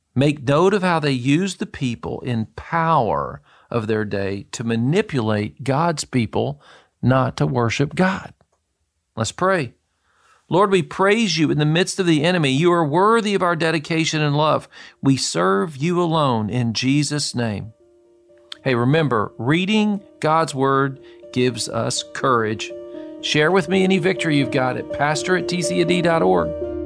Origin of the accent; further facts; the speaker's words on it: Murfreesboro, Tennessee, United States; moved away as an adult; also born or lived in Boston / Israel; I was raised in Murfreesboro, Tennessee from the time I was two years old